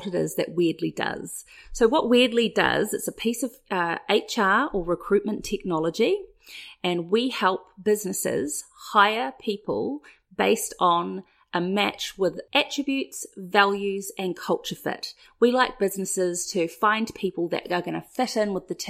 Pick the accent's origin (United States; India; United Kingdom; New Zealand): New Zealand; come from New Zealand, and I'm part Māori